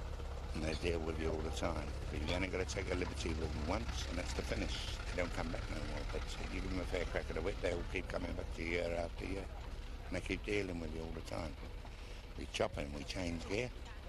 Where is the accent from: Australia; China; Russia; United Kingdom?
United Kingdom; London; Originally, I come from Covent Garden Market. I used to stand in the West End. I used to be a barrow boy.